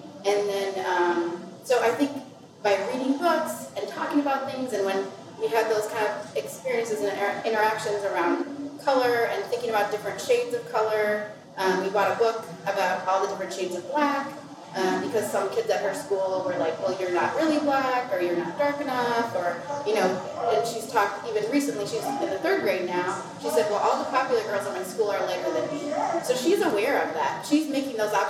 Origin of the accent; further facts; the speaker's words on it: Minnesota, United States; moved away as an adult; also born or lived in Brooklyn, New York; my experience growing up in Minnesota, where I always felt like I didn't quite fit